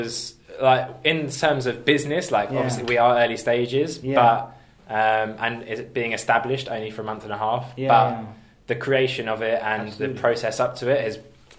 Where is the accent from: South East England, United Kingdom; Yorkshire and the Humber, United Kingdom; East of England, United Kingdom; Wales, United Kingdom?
East of England, United Kingdom; Dunstable; moved away as an adult; now in London, United Kingdom; So, I was born in a town in Dunstable, so that's not far from Luton. Born there.